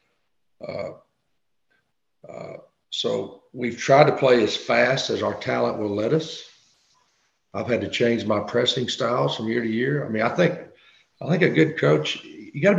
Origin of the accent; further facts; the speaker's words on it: Kentucky, United States; I grew up in Kentucky.